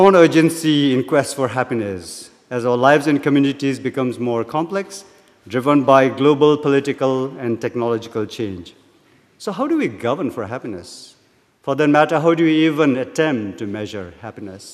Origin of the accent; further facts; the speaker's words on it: Bhutan; moved away as an adult; now in Cambridge, United States; I'm from Bhutan, as you can see, wearing my national dress